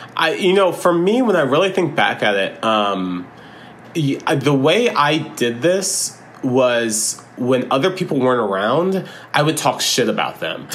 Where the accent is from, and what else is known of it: Florida, United States; born or raised there